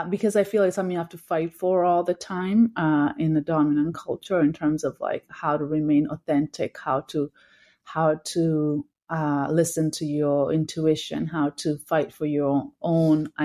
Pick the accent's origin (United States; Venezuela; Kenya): Kenya; also born or lived in Victoria, Canada / Uganda; now in Toronto, Canada; growing up in Kenya, watching that show. When I moved to Canada